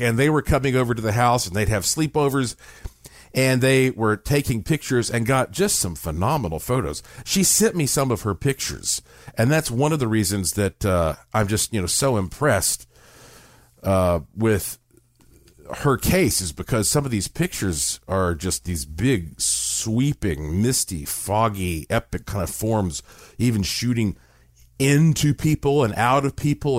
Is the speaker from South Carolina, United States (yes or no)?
no; Asheville, North Carolina, United States; I was born in Asheville, North Carolina, in the heart of the Blue Ridge Mountains, I was born with quite a heritage because my family on both sides, uh, have been in Western North Carolina